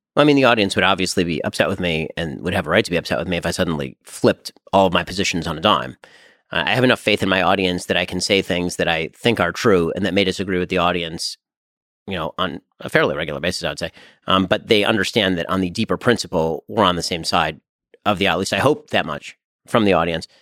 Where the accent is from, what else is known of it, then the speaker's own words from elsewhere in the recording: United States; being an American